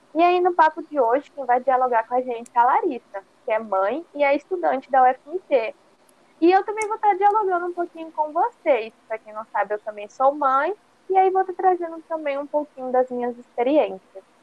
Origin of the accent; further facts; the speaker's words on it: Cuiabá, Mato Grosso, Brazil; sou daqui de Cuiabá e minha família é daqui